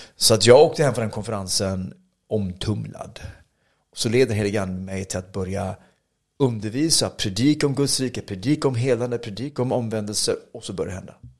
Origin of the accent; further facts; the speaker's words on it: Oskarshamn, Kalmar County, Sweden; also born or lived in Motala; jag är från Oskarshamn i Småland